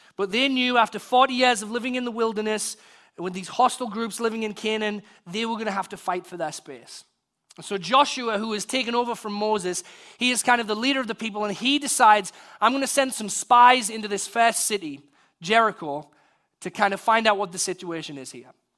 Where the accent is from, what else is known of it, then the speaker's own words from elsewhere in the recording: United Kingdom; being British, I'm from the country of Shakespeare